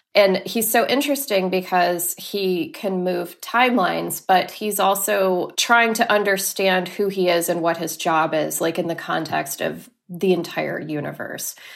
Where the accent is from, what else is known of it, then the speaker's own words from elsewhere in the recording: Laredo, Texas, United States; also born or lived in Corpus Christi, Texas; I grew up in Laredo, Texas, until I was ten, and then we moved to Corpus Christi